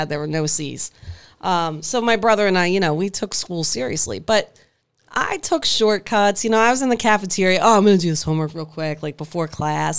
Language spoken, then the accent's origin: English; Hammonton, New Jersey, United States; also born or lived in Mays Landing